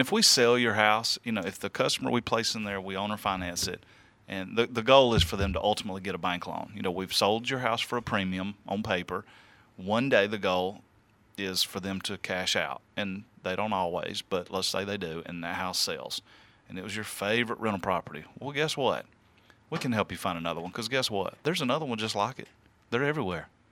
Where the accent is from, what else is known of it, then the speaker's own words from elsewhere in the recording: the South, United States; I am from the South